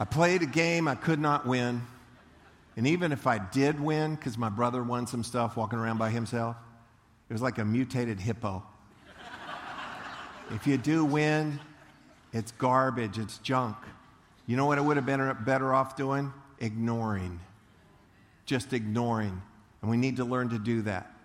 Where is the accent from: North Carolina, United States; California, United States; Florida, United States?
Florida, United States; Leesburg; I grew up in Leesburg, and we went to the county fair in Eustis